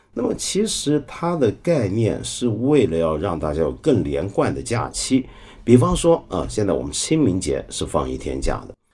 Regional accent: Hong Kong; 我可能是个香港人，我来自那种腐朽资本主义城市

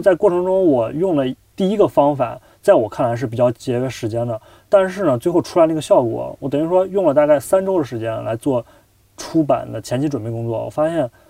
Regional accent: China; moved away as an adult; now in Chicago, United States; 我们编剧课就我一个中国人

